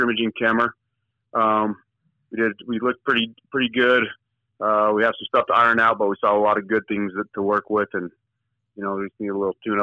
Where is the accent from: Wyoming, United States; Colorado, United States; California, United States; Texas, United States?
Wyoming, United States; Lander; I grew up in Lander, you know, born and raised there